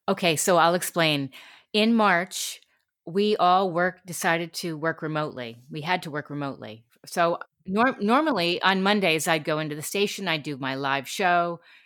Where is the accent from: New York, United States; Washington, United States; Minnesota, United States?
New York, United States; New York City; moved away as an adult; also born or lived in Connecticut; now in California, United States; I grew up in New York City and then Connecticut